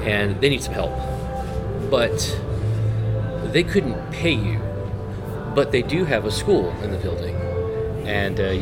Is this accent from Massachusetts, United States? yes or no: yes; Massachusetts, United States; now in Beloit, United States; I grew up in New England, Massachusetts. And so I'm a Northeasterner